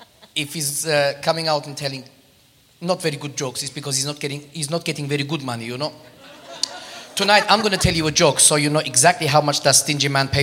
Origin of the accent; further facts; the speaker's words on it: Armenia; born there; English is a second language; I was not born there. You can tell by my accent. I was born in Armenia